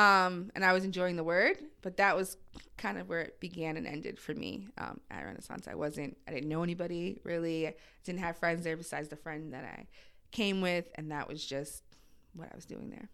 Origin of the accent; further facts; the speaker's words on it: New Jersey, United States; moved away as an adult; also born or lived in Brooklyn, New York / New York City; now in New York, United States; I grew up in Jersey. I was actually born in Brooklyn.